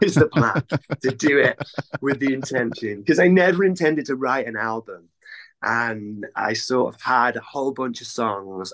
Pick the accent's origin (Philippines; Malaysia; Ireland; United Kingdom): United Kingdom; North Wales; moved away as an adult; now in Cardiff, United Kingdom; I grew up in North Wales, which is it's about 200 miles drive